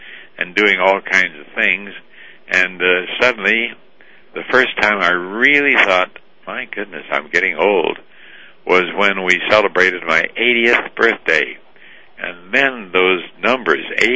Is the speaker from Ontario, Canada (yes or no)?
no; Moose Jaw, Saskatchewan, Canada; I was born in Moose Jaw, Saskatchewan, Canada, and abandoned as an orphan with no name